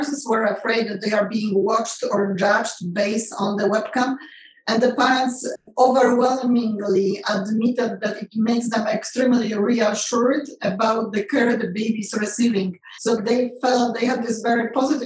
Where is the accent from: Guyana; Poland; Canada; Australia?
Poland; moved away as an adult; now in United States; I grew up in Poland and never in a million years graduating from medical school in Poland